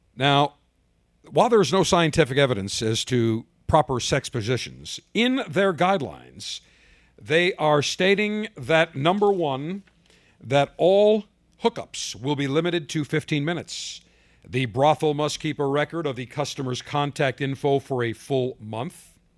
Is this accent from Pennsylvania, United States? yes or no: no; Buffalo, New York, United States; moved away; I'm from Buffalo originally